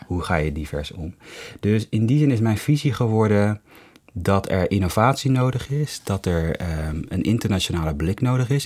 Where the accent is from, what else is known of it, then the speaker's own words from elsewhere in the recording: Hoofddorp, North Holland, Netherlands; also born or lived in Amsterdam; ik kom uit Hoofddorp. Mhm mensen ik ben opgegroeid in Hoofddorp.